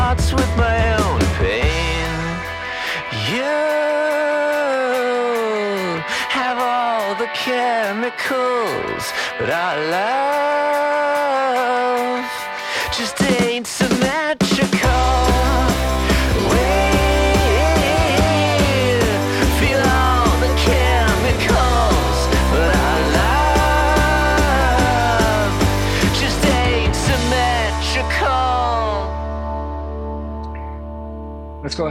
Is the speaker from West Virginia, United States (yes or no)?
no; California, United States; I'm from California